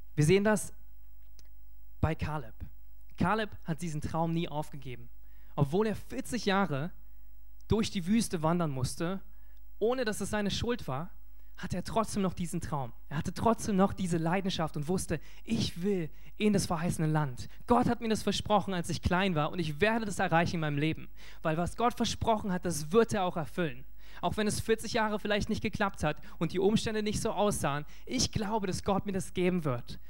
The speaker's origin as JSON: {"language": "German", "country": "Germany", "said": "als Deutsche"}